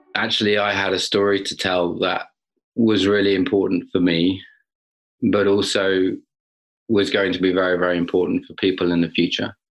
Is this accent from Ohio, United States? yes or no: no; Arlington, Massachusetts, United States; I'm actually from Arlington, Massachusetts, a town right outside of Boston.